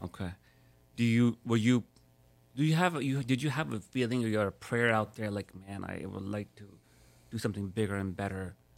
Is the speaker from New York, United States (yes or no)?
yes; New York, United States; now in Miami, United States; born and raised in New York